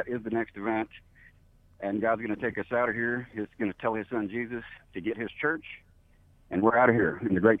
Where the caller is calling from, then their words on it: Fort Hood, Texas, United States; I'm calling from Fort Hood, Texas.